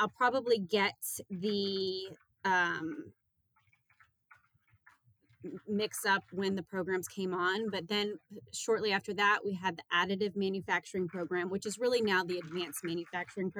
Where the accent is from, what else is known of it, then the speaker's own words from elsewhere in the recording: New Orleans, Louisiana, United States; moved away as an adult; also born or lived in Auburn, Alabama / New York City; now in Youngstown, United States; I was raised in New Orleans, Louisiana